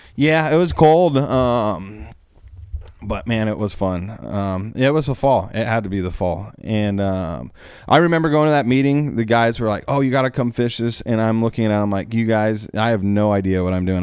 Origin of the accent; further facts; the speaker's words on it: Alaska, United States; moved away; also born or lived in Oregon; I grew up in Alaska.